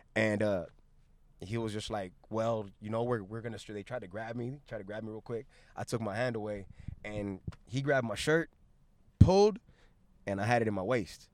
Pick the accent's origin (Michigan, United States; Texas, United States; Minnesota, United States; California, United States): California, United States; Long Beach; also born or lived in South Gate, California / Los Angeles, California; I was born in Long, in Long Beach, went to Southgate for the first seven years of my life